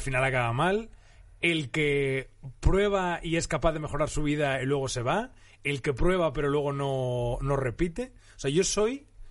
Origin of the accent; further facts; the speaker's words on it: Asturias, Spain; yo soy de Asturias y llueve bastante